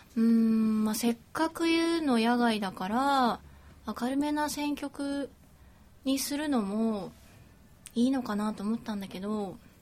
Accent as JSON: {"language": "Japanese", "region": "Osaka", "country": "Japan", "tie": "born or raised there", "said": "大阪出身"}